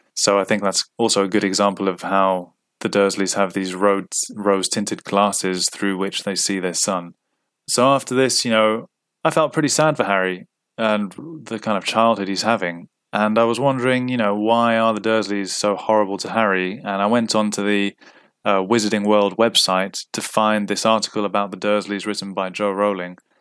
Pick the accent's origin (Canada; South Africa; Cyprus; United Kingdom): Cyprus; moved away as an adult; I grew up in Cyprus, and I ended up not going back to Cyprus from the age of twenty to twenty-nine